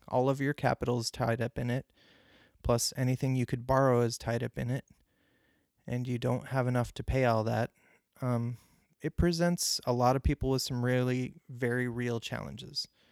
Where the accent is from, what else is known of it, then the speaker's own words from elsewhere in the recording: Clarence, New York, United States; I grew up near Buffalo, New York, uh, in Clarence, New York, Clarence Center to be specific